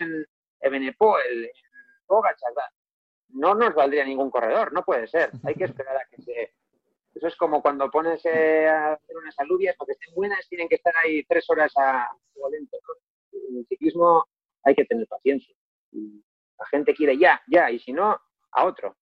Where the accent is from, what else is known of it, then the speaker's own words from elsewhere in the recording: Galdakao, Basque Country, Spain; mi pueblo, en Galdaca